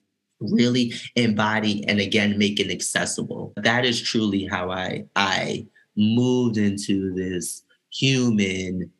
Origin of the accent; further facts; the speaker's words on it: New York City, New York, United States; moved away as an adult; growing up in New York City, and then returning there to fulfill my professional career